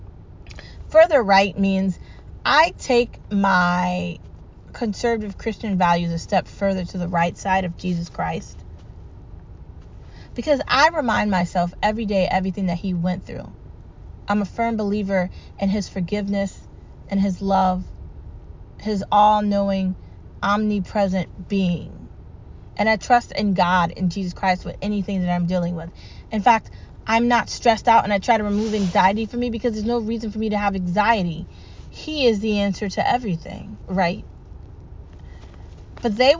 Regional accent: United States; I'm American first. Because I was born here, raised here.

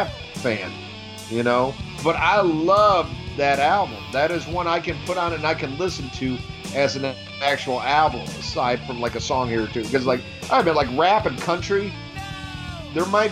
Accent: United States; I'm fucking predominantly Irish, but I'm fucking American

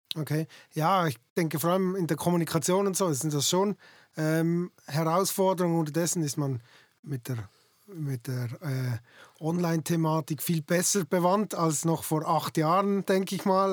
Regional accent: Basel-Landschaft, Switzerland; ich komme ja selber aus dem Baselbiet

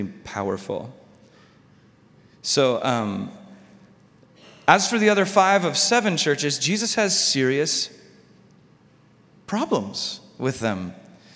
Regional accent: United States; as an American Christian.

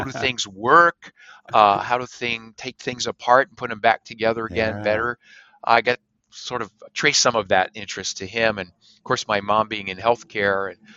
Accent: Emmaus, Pennsylvania, United States; I grew up in Pennsylvania in a small community outside of Allentown

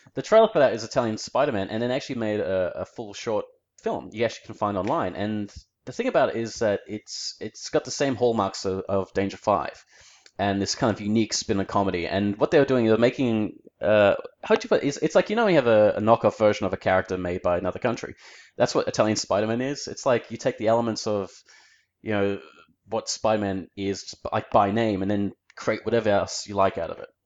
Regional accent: Melbourne, Victoria, Australia; I'm in Australia, I have to say I'm Australian.

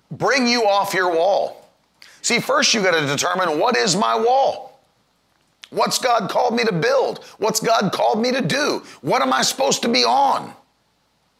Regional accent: West Virginia, United States; I grew up in West Virginia where everybody's nice.

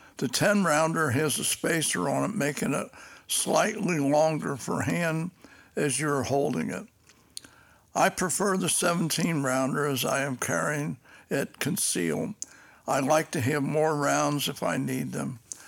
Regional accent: Cincinnati, Ohio, United States; I'm from Cincinnati, Ohio. And as a child growing up, I never had any experience with firearms.

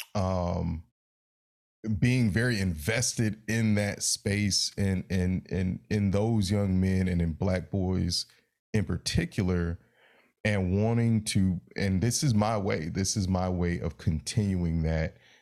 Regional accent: Raleigh, North Carolina, United States; the way I grew up in Raleigh

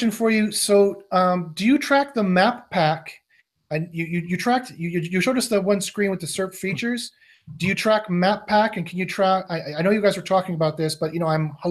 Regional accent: Canada; I'm part Ukrainian as well, Canadian

